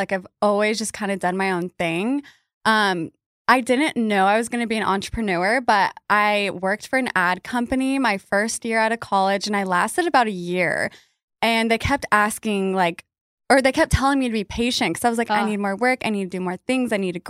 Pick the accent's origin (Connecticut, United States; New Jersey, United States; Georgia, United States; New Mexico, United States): New Mexico, United States; Albuquerque; moved away as an adult; now in Dallas, United States; I am from Albuquerque, New Mexico, originally. That's where I get a little bit of my weirdness from. But yeah, I've been here in Dallas for 8 years